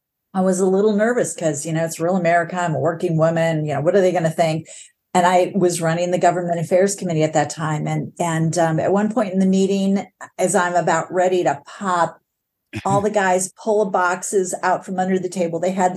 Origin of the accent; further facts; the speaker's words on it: New York, United States; born there; also born or lived in Michigan; born in New York under IBM umbrella, and then, you know, moved to Michigan